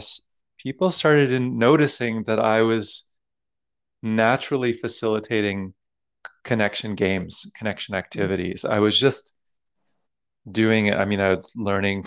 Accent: Toronto, Ontario, Canada; moved away as an adult; now in Montreal, Canada; When I moved to Montreal, I'm originally from Toronto.

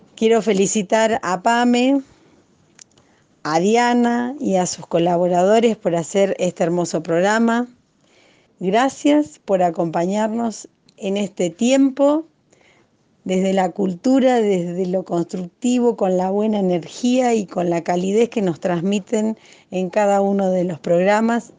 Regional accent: Junín, Buenos Aires Province, Argentina; moved away as an adult; now in Córdoba, Argentina; nací en Junín, y hace un año que me vine a vivir a Córdoba

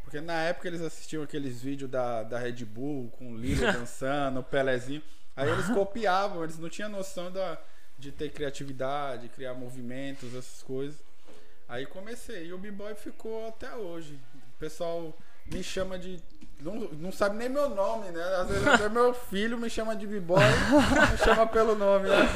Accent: Guarulhos, São Paulo, Brazil; moved away; de Guarulhos. Nascido e criado em Guarulhos.

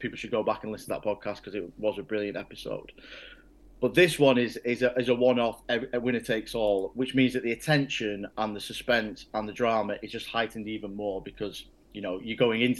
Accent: Wigan, North West England, United Kingdom; But I'm from a rugby league town. I'm from Wigan

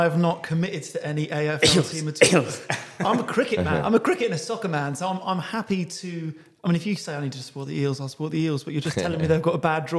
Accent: England, United Kingdom; moved away as an adult; now in Australia; growing up in England in the 90s

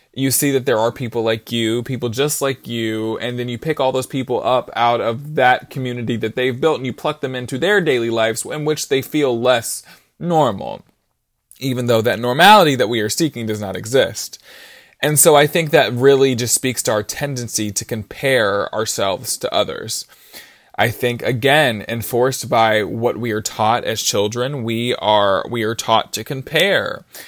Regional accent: Brunswick, Georgia, United States; I'm from Brunswick, Georgia, and I'm eighteen years old

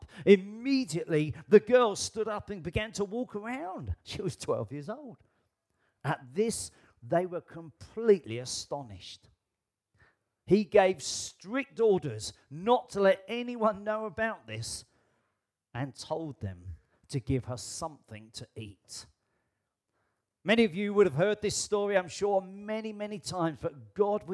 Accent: United Kingdom; I am British

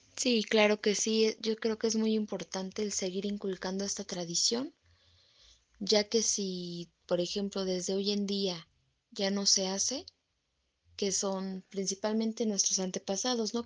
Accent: Mexico; para nosotros como los mexicanos

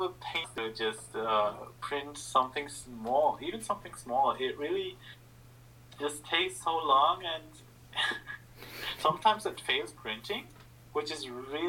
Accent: Germany; I'm from Germany

